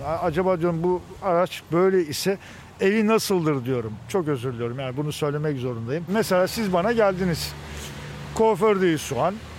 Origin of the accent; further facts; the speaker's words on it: Istanbul, Turkey; Doğma Büyüme İstanbulluyum.